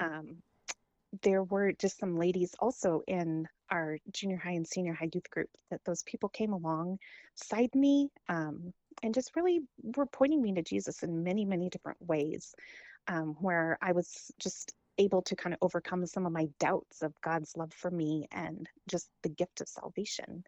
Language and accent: English; Holdrege, Nebraska, United States; also born or lived in Lincoln, Nebraska; when I was in seventh grade, we moved from Holdridge to Lincoln